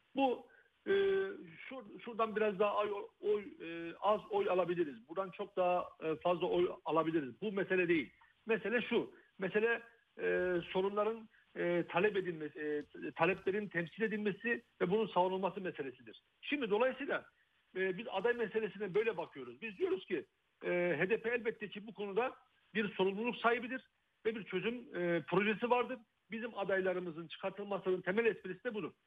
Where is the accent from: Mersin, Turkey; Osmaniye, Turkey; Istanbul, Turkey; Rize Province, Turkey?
Rize Province, Turkey; Rize; ben e, bir Karadenizliyim, Rizeliyim aynı zamanda.